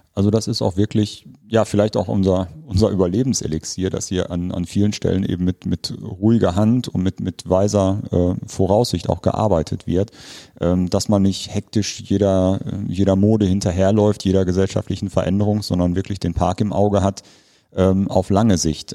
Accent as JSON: {"language": "German", "area": "Ruhr area", "region": "North Rhine-Westphalia", "country": "Germany", "moved": "as an adult", "lives_now": "Bremen, Germany", "said": "Wir stammen ursprünglich aus dem Ruhrgebiet"}